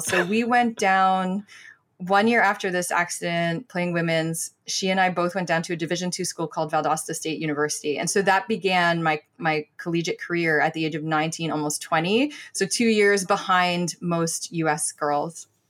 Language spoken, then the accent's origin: English; Toronto, Ontario, Canada; I grew up in Scarborough